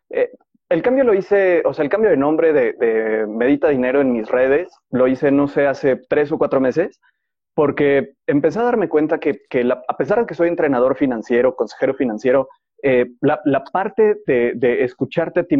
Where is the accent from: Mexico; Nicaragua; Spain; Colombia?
Mexico; Mexico City; also born or lived in Yucatán / Puebla / León / Guadalajara; yo nací en Ciudad de México, y me mudé muchísimas veces de Ciudad de México. A los 12 años estuve viviendo en Yucatán y después de eso regresamos a Ciudad de México